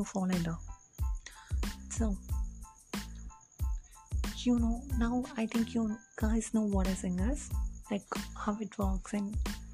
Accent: India; English is a second language; as an Indian

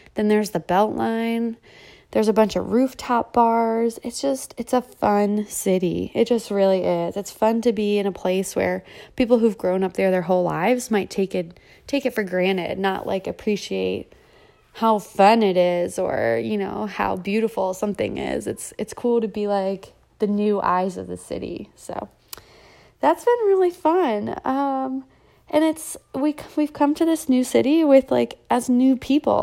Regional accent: Delaware, United States; moved away as an adult; now in Atlanta, United States; I'm from Delaware, the first state.

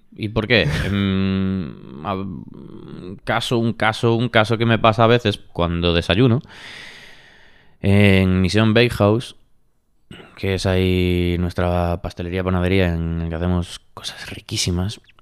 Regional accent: Galicia, Spain; now in Madrid, Spain; yo como gallego siempre digo en plan, ¿y si, y volviese a Galicia?

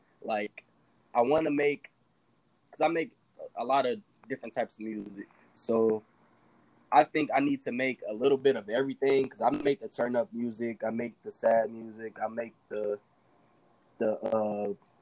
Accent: Merrillville, Indiana, United States; I'm from Maryville. It's right next to Gary

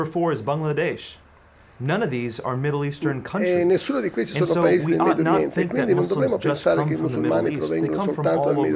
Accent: United States; Italian is a second language; Io stesso sono nato negli Stati Uniti, cresciuto in Occidente, quindi vedo il mondo diverso da quelli che sono cresciuti ad est.

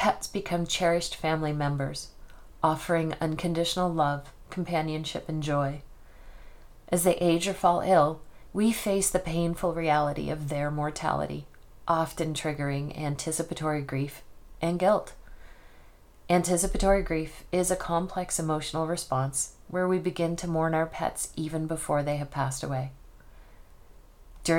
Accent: Nova Scotia, Canada; now in Spokane, United States; I didn't go home to Nova Scotia from Spokane, Washington more often

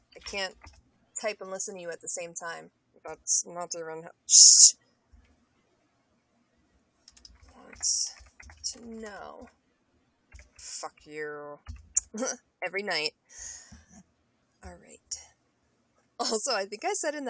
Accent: United States; to be an American

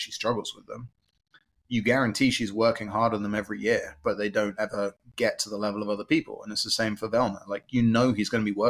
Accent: England, United Kingdom; moved away; growing up in England, like I would bike everywhere

